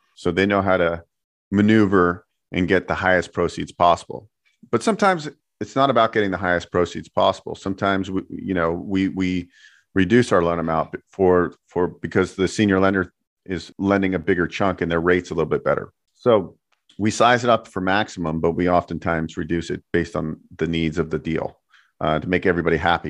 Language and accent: English; San Francisco Bay Area, California, United States; now in Las Vegas, United States; I grew up in the Bay Area, San Francisco Bay Area.